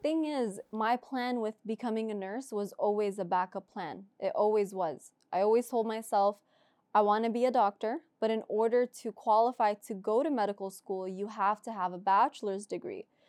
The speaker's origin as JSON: {"language": "English", "town": "Orlando", "region": "Florida", "country": "United States", "moved": "as an adult", "lives_now": "California, United States", "said": "I'm from Orlando"}